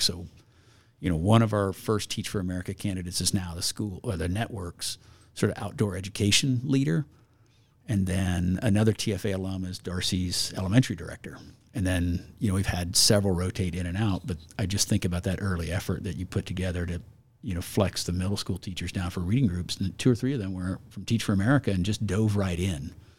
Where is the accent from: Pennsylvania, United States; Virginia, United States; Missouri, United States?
Missouri, United States; Harrisonville; now in Idaho, United States; I grew up in Harrisonville, Missouri